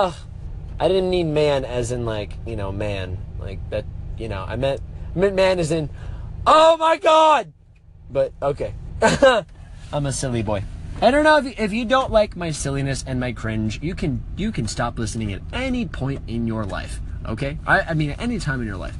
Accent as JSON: {"language": "English", "town": "Las Vegas", "region": "Nevada", "country": "United States", "said": "I'm from Las Vegas, Nevada"}